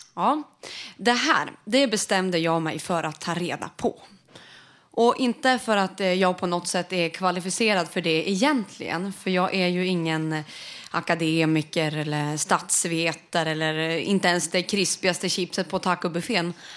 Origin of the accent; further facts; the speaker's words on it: Sweden; vi som vita medelklass svenskar